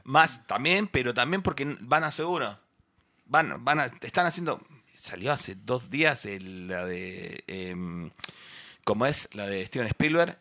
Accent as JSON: {"language": "Spanish", "area": "near Bahía Blanca", "region": "Buenos Aires Province", "country": "Argentina", "said": "la que es del interior como yo"}